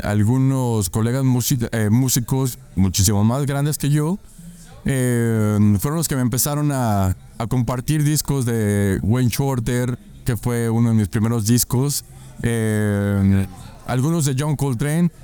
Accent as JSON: {"language": "Spanish", "region": "Chihuahua", "country": "Mexico", "said": "soy de Chihuahua, Chihuahua."}